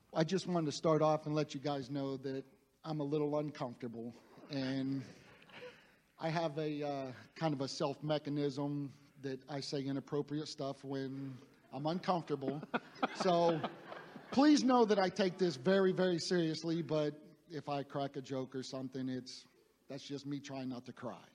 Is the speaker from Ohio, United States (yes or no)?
yes; Youngstown, Ohio, United States; I grew up in Northeast Ohio in the Youngstown area, uh, very blue collar.